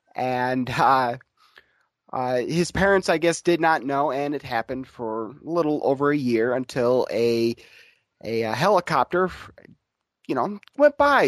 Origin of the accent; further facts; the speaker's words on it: Grand Rapids, Michigan, United States; I'm from I'm was born in Grand Rapids, Michigan